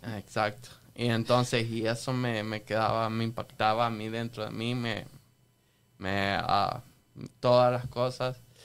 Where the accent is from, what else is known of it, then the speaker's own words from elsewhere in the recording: El Salvador; yo nací en El Salvador, me crié en El Salvador